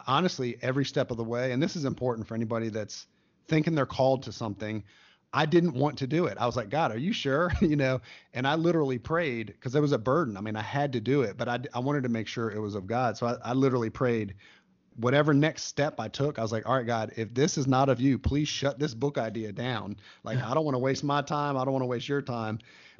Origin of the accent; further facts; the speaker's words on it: United States; as an American